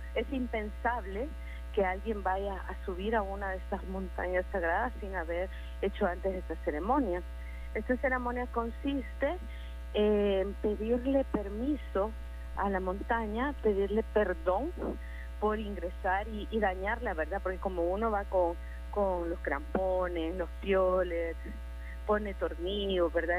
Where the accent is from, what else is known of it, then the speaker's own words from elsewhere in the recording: El Salvador; Como salvadoreños